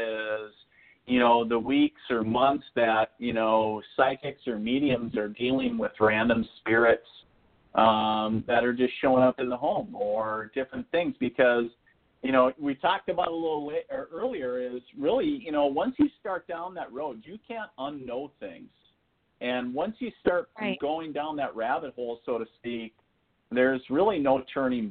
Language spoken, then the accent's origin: English; northern Minnesota, United States; also born or lived in eastern North Dakota; now in North Dakota, United States; I'm originally from northern Minnesota up on the Canadian border. That's where I was born and raised